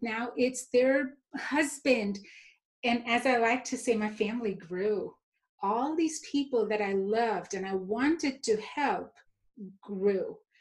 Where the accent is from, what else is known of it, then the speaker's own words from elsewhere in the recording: Mumbai, Maharashtra, India; moved away; also born or lived in Texas; growing up, I grew up in India, in Mumbai, which is the New York City of India.